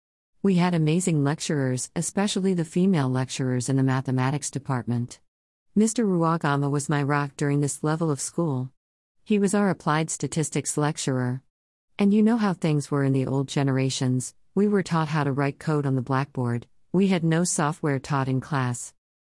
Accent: Kenya; I am from Kenya.

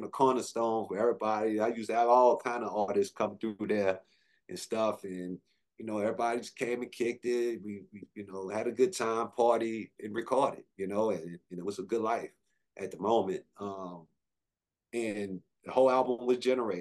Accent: New Orleans, Louisiana, United States; moved away as an adult; also born or lived in Atlanta, Georgia; I was from New Orleans

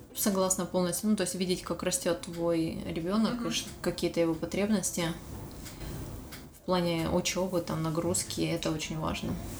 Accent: Dnipro, Dnipropetrovsk Oblast, Ukraine; moved away as an adult; now in Sydney, Australia; Украины, Днепропетровска.

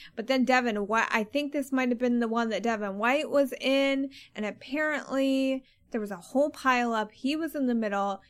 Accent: Maryland, United States; I grew up in Maryland

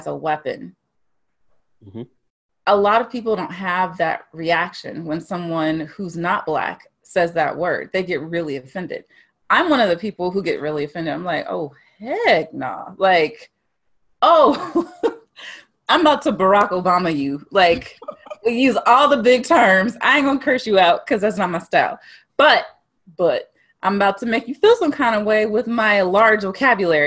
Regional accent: Dallas, high school in Mansfield, Northeast Texas, United States; I grew up in Texas. Northeast Texas, some people say Texas ain't the South, whatever. Northeast Texas, Dallas, close to Louisiana

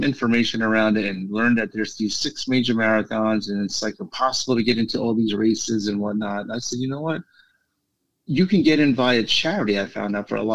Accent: New York City, New York, United States; New York City is my favorite race. It's my hometown race

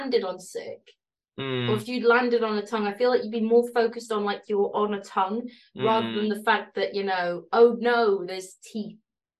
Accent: Yorkshire and the Humber, United Kingdom; I'm from Yorkshire

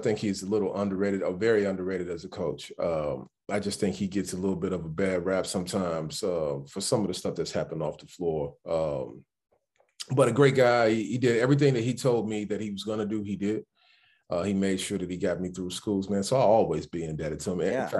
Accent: Chicago, Illinois, United States; First, I grew up in Chicago, born and raised right there. Born on the west side of Chicago at St. Luke Presbyterian. And then we ended up moving to the south side. But my ties are to the west side. My entire family still lives on the west side.

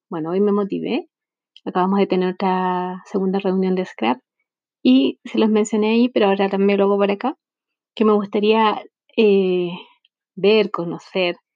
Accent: Chile; soy de Chile.

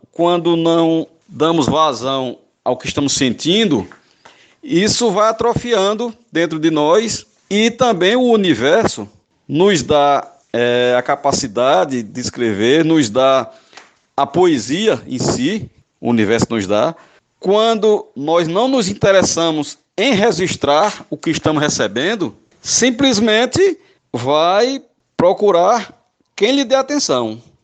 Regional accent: Northeast Region, Brazil; Como eu sou nordestino

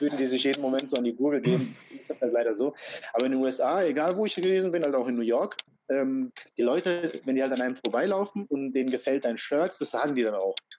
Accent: Frankfurt, Hesse, Germany; also born or lived in Croatia; Ich bin in Frankfurt halt groß geworden

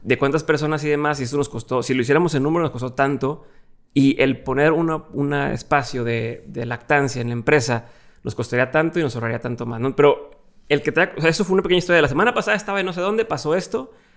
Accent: Monterrey, Nuevo León, Mexico; also born or lived in Torreón; soy de aquí de Monterrey, me pasando de Torreón

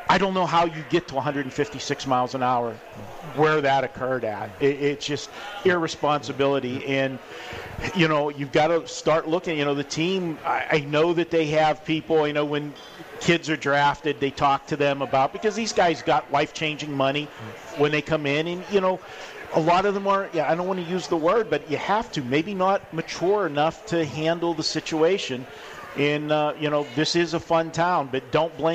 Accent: Pittsburgh, Pennsylvania, United States; now in Las Vegas, United States; I came from Pittsburgh and I lived in you know rural area

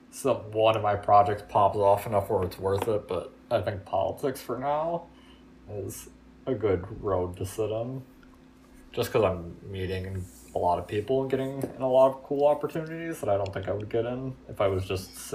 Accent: Pittsburgh, Pennsylvania, United States; and I said that I was from Pittsburgh, and they got very angry.

